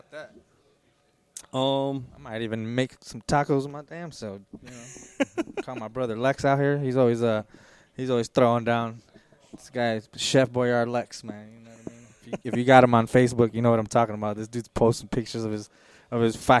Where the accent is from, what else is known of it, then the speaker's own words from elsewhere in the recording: Lansing, Michigan, United States; my hometown, Lansing, Michigan